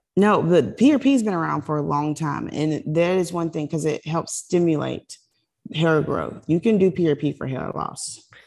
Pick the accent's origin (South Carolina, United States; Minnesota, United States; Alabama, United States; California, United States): South Carolina, United States; now in Florida, United States; I'm from South Carolina. I live in Florida, but I'm not a Floridian. I'm from South Carolina.